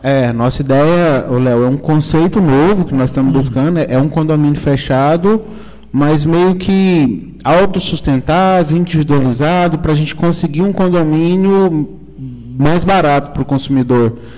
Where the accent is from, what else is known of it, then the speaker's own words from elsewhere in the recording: Caldas Novas, Goiás, Brazil; also born or lived in Brasília; nasci em Caldas, Caldas Novas, morei quatro anos em Brasília, né? mas a minha vida é, sempre foi, sempre foi em Caldas Novas